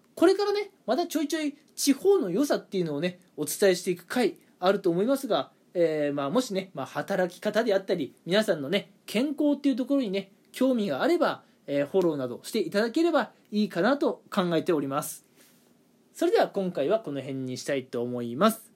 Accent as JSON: {"language": "Japanese", "region": "Toyama", "country": "Japan", "tie": "born or raised there", "moved": "yes", "lives_now": "Kanto, Japan", "said": "地元私あの富山 の方でねまあはっきり言って田舎ですよ富山"}